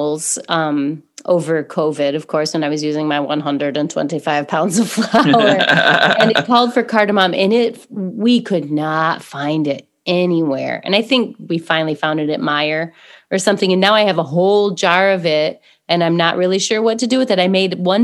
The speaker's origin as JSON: {"language": "English", "country": "United States", "said": "we're so American"}